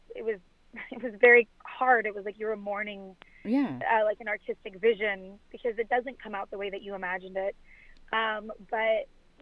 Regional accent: Texas, United States; now in Los Angeles, United States; I'm from Texas.

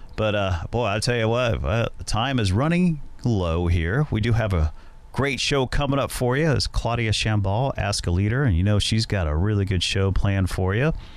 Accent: Cincinnati, Ohio, United States; I grew up in Cincinnati

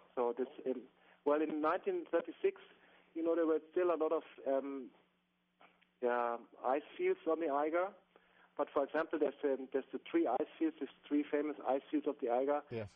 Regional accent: Bavaria, Germany; English is a second language; I'm from Bavaria, from the from the south of Germany, really close to the Alps, and um, mountaineering or walking and climbing in the mountains is sort of part of my my my childhood and youth.

